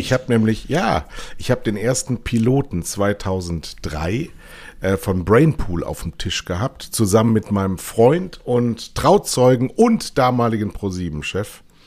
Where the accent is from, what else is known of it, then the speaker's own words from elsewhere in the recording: Germany; als Deutscher